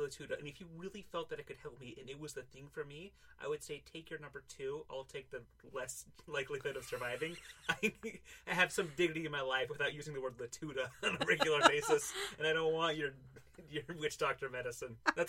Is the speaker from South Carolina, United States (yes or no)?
no; Utah, United States; moved away; I grew up in Utah